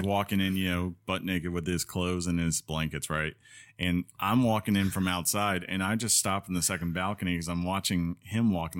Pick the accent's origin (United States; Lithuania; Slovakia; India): United States; Northeast; now in Columbus, United States; I grew up in the Northeast